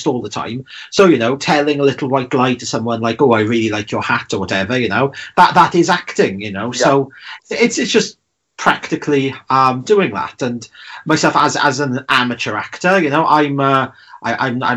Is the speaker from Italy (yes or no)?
no; Welsh, Wales, United Kingdom; I'm the Welsh Robert De Niro